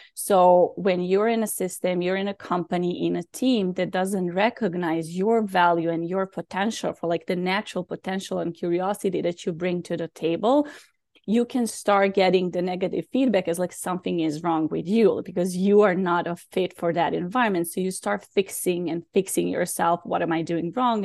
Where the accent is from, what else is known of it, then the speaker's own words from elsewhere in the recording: Belgrade, Serbia; moved away; also born or lived in Bosnia; I was born in Bosnia, so there was a war, and then we moved to Serbia